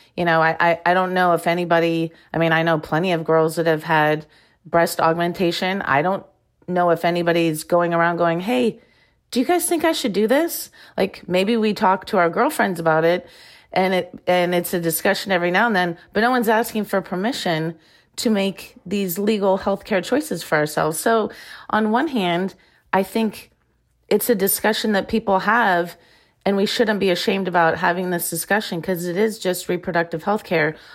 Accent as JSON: {"language": "English", "region": "Iowa", "country": "United States", "tie": "born or raised there", "also_born_or_lived": "Arizona", "moved": "as an adult", "said": "I grew up in Iowa"}